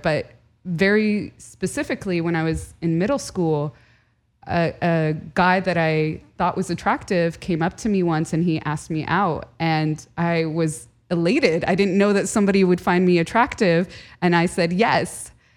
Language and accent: English; United States; born or raised there; first language Arabic; English is a second language